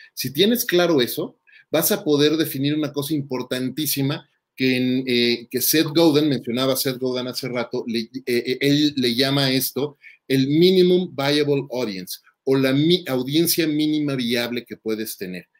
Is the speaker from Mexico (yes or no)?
yes; Mexico; en México, somos mexicanos